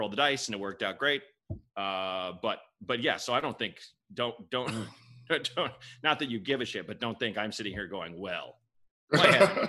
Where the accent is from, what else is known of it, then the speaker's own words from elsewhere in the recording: Portland, Oregon, United States; also born or lived in Chicago; I grew up in Portland, Oregon